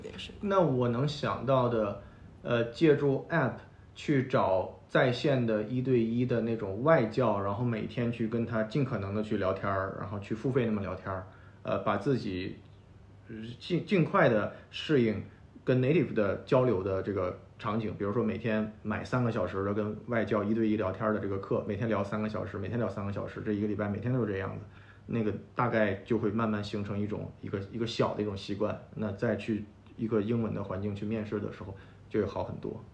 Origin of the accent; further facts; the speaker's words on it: Shenyang, Liaoning, China; now in Beijing, China; 我的家乡沈阳嘛，沈阳就是一个二， 二线城市嘛